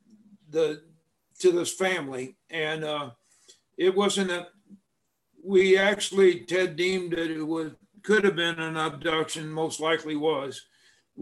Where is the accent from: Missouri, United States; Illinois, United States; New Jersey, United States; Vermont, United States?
Missouri, United States; Hermann; also born or lived in St. Louis, Missouri; I grew up in a small rural town called Herman, Missouri. I wasn't born there. I was born in St. Louis, Missouri